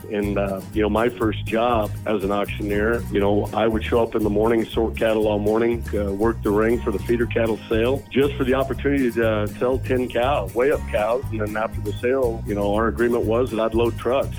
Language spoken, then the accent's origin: English; North Platte, Nebraska, United States; North Platte Stockyards here in my hometown